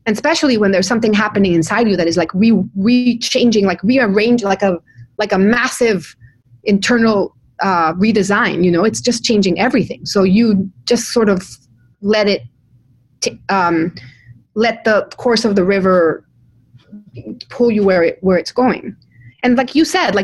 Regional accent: Mexico; moved away; I come from Mexico.

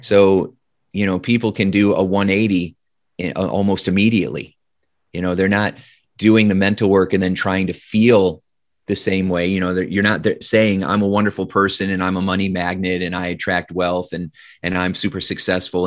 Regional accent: Indiana, United States; I grew up in Indiana in the Midwest

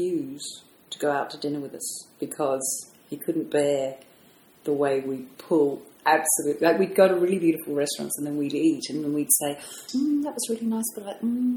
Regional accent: London, United Kingdom; moved away as an adult; also born or lived in America / Japan; now in Sydney, Australia; I grew up in London

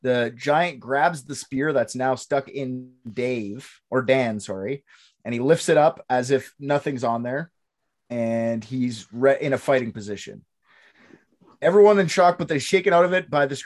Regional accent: Canada; I'm Canadian

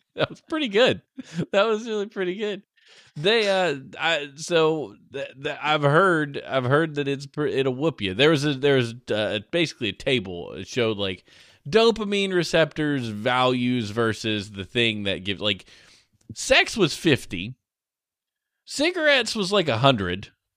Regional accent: Georgia, United States; I grew up in Georgia

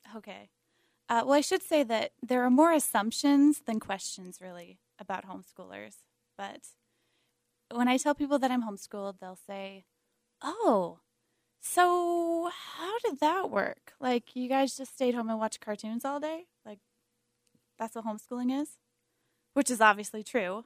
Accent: Montana, United States; moved away as an adult; now in Salt Lake City, United States; I'm from Montana, and longtime homeschooler, homeschooled K through twelve

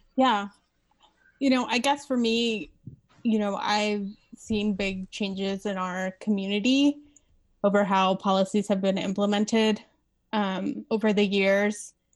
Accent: Las Vegas, Nevada, United States; I live in Las Vegas. I grew up in Las Vegas.

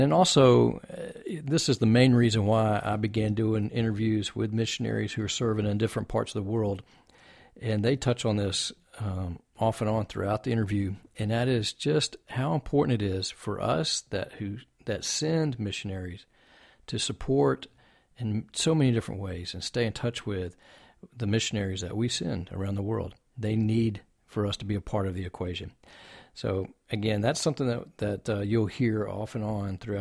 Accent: Texas, United States; we're from Texas as well

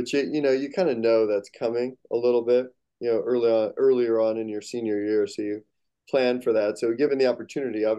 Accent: Phoenix, Arizona, United States; I was born in Phoenix, Arizona

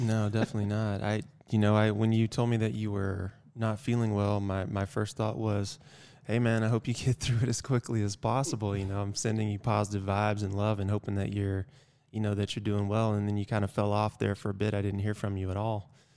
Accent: Georgia, United States; moved away; also born or lived in North Carolina / Virginia; I'm from Georgia originally.

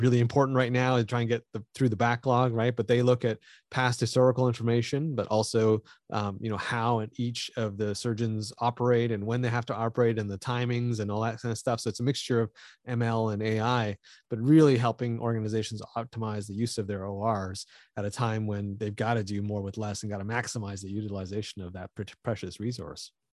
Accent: Canada; I'm Canadian

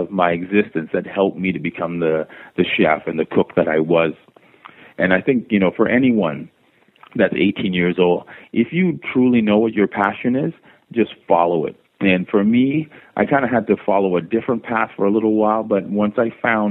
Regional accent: Toronto, Ontario, Canada; also born or lived in Jamaica; I'm born in Jamaica and raised in Toronto

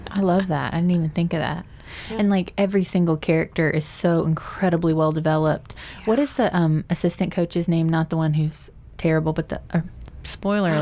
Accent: Mississippi, United States; we grew up in Mississippi

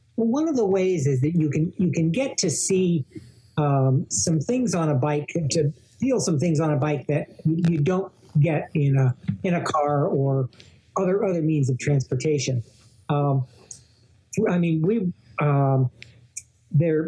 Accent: Rockville, Maryland, United States; my hometown of Rockville

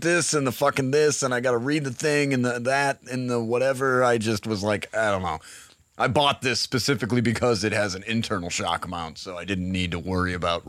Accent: Massachusetts, United States; moved away; I got a message from a listener in Massachusetts, in fact, my home state.

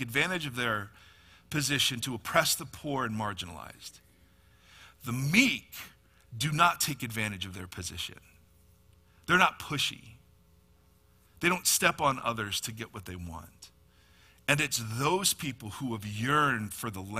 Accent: United States; American Christians

